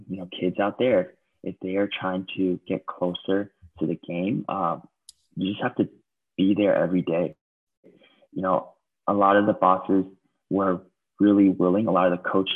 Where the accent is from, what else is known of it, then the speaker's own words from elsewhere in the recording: United States; moved away as an adult; now in Taiwan; growing up in the States